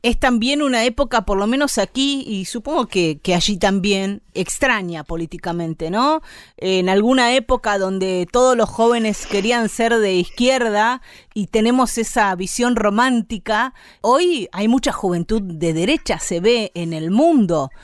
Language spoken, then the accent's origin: Spanish; Argentina; aquí en América Latina, en Argentina sobre todo